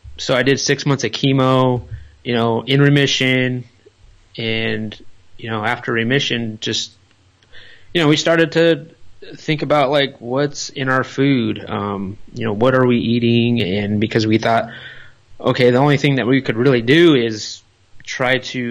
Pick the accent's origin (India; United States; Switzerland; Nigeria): United States; Los Angeles, California; moved away; we're from the Los Angeles area. You know, we live in that area our whole life